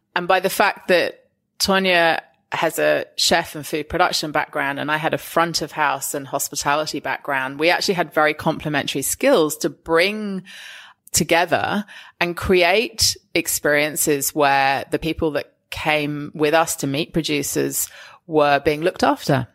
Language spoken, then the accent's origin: English; England, United Kingdom; now in Australia; I'm English